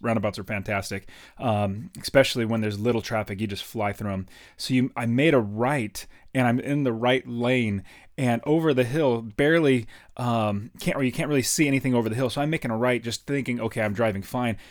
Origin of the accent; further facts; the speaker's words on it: United States; I'm from America